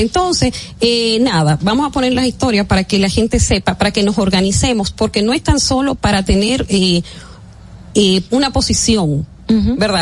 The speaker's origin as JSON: {"language": "Spanish", "country": "Dominican Republic", "said": "nosotros somos, los dominicanos en Estados Unidos, dos millones veinte mil"}